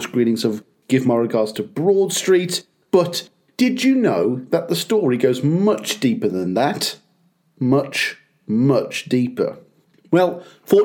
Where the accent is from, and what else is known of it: United Kingdom